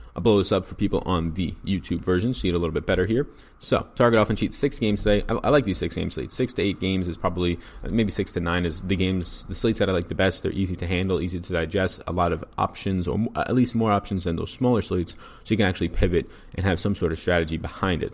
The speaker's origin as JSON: {"language": "English", "region": "New York", "country": "United States", "said": "I am an Italian from New York"}